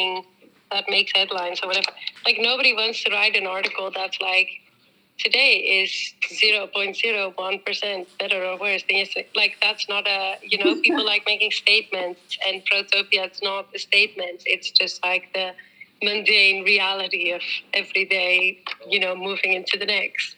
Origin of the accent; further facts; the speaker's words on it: Netherlands; also born or lived in New Zealand; now in Amsterdam, Netherlands; I was born in New Zealand but grew up in the Netherlands, so I am Dutch.